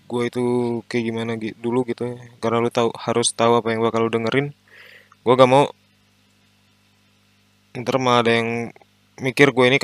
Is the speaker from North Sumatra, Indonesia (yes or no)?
no; Bogor, West Java, Indonesia; now in Yogyakarta, Indonesia; gue sekarang lagi menetap di Jogja uh, tapi jelasnya tuh gue dari asalnya gue dari Bogor